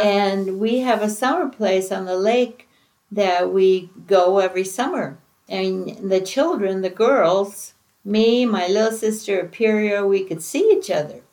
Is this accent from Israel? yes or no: no; Finland; I was born in Finland